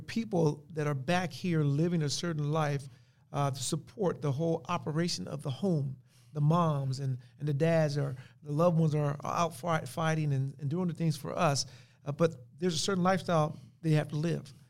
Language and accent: English; Compton, California, United States; growing up in Compton.